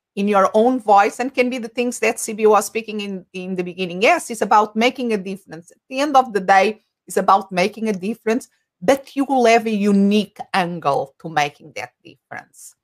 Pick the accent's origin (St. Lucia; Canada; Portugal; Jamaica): Portugal; first language Portuguese; English is a second language; moved away as an adult; now in Phoenix, United States; I'm originally from Portugal. Uh, so my language, uh, my mother tongue is Portuguese, and I live in Phoenix, Arizona.